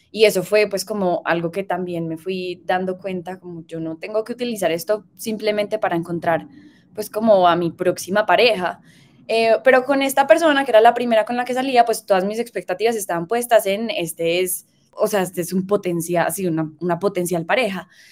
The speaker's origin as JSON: {"language": "Spanish", "town": "Medellín", "region": "Antioquia", "country": "Colombia", "said": "vengo de Medellín eh, um, y vengo de Medellín"}